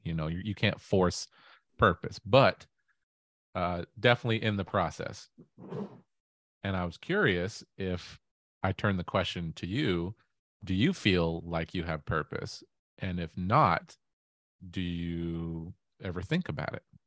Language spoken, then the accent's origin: English; Auburn, Washington, United States; I grew up in Auburn, Washington